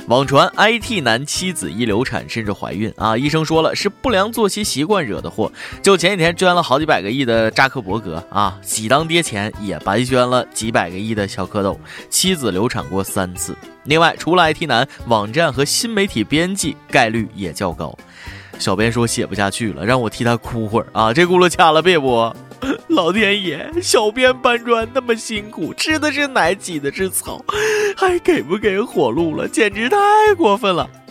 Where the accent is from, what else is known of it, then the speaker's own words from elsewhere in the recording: China; 作为中国人